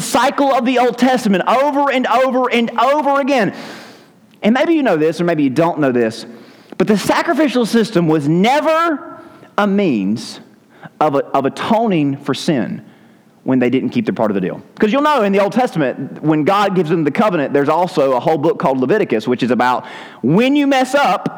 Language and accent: English; Southern United States, United States; we're English-speaking Southern Americans